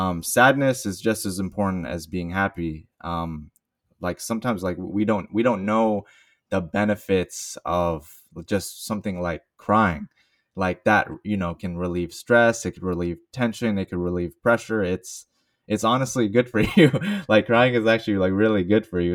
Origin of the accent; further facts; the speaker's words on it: Bay Area, California, United States; I am a Bay Area native, so born and raised in the Bay Area.